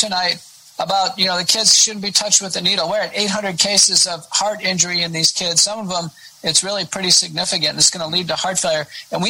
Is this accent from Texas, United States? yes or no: yes; Texas, United States; accent: Texan; also born or lived in Buffalo, New York; Yeah, I am. I grew up here as a kid.